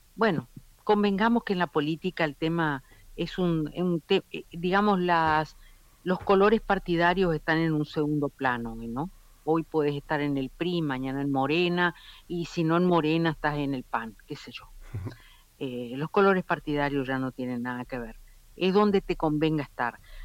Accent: Argentina

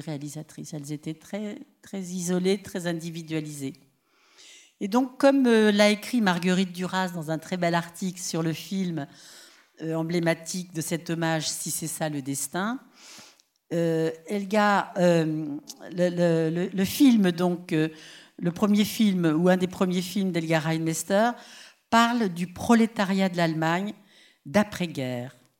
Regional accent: Paris, Île-de-France, France; chez nous à Paris

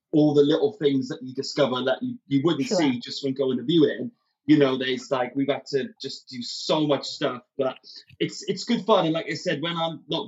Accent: Wales, United Kingdom; now we've now moved back to Wales. So obviously, as a Welshman, I love it here

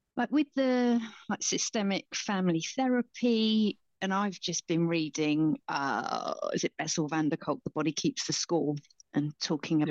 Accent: Basingstoke, South East England, United Kingdom; I grew up in Basingstoke

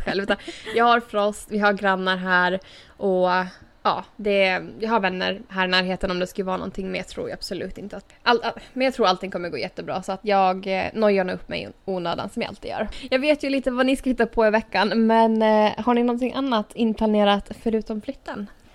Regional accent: Åland Islands; moved away as an adult; also born or lived in Turku; now in United States; jag flyttade från Åland

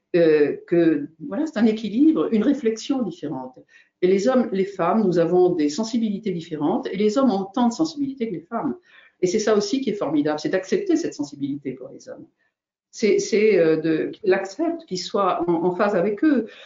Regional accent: Brittany, France; je suis bretonne

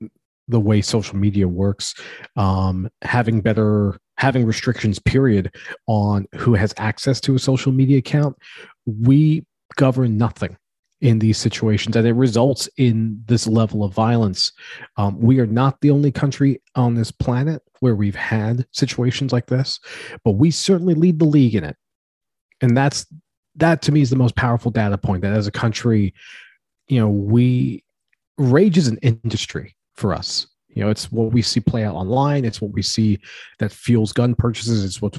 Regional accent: United States; it makes me sad as an American

